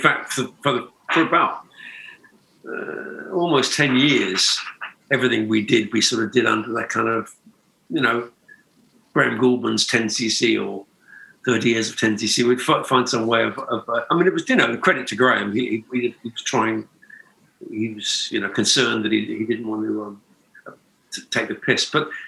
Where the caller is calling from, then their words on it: Byron Bay, New South Wales, Australia; Well, Byron Bay, more or less.